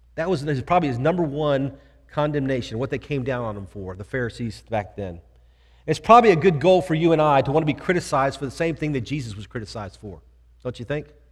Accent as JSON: {"language": "English", "town": "Houston", "region": "Texas", "country": "United States", "tie": "born or raised there", "said": "I grew up here in Houston"}